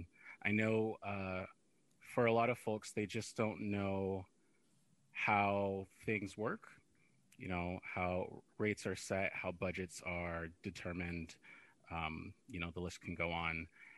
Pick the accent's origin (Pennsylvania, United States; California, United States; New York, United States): California, United States; Sacramento; moved away as an adult; I am from Sacramento, but I have recently moved back to the area. I was living abroad for a period of time.